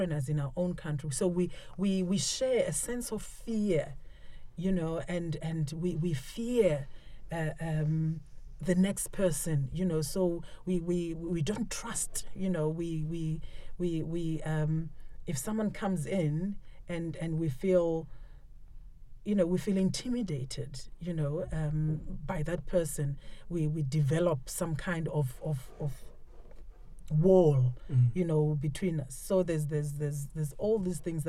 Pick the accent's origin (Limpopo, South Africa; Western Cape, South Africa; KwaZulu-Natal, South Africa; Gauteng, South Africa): Western Cape, South Africa; Cape Town; I'm South African. I'm from Cape Town